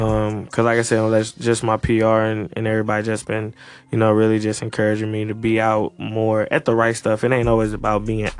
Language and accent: English; Maryland, United States; now in St. Louis, United States; You know, I'm originally from Maryland, but of course St. Louis then became my home.